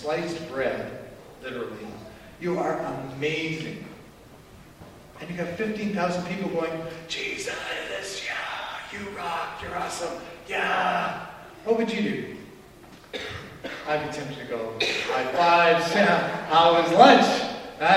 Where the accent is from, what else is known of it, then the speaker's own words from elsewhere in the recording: Canada; us as Canadian Christians